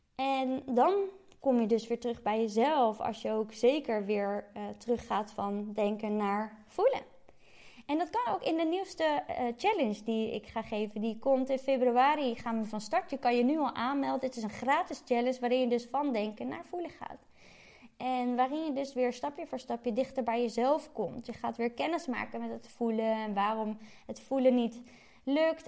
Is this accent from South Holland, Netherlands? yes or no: yes; Gouda, South Holland, Netherlands; moved away as an adult; also born or lived in Utrecht; doordat ik uit Gouda kwam